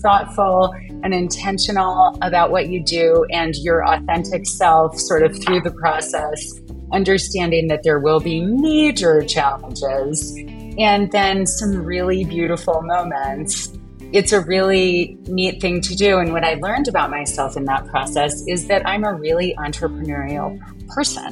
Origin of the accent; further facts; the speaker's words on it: South Bend, Indiana, United States; also born or lived in Chicago; now in Santa Fe, United States; I grew up in South Bend, Indiana, and spent a lot of time in Chicago